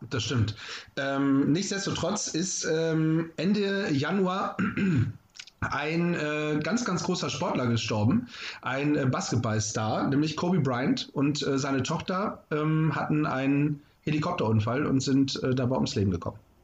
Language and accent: German; Northern Germany, Germany; hier bei uns im Norden